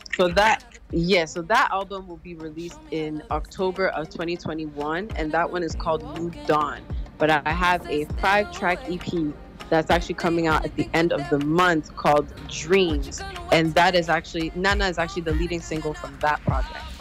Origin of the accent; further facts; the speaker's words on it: Montreal, Quebec, Canada; I was born in Canada in Montreal um, and raised here my entire life.